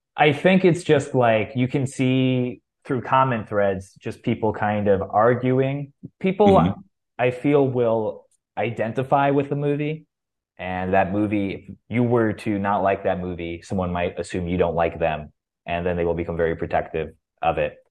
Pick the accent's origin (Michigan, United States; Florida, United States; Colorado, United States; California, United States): Florida, United States; Boca Raton; I'm a Jew from Boca Raton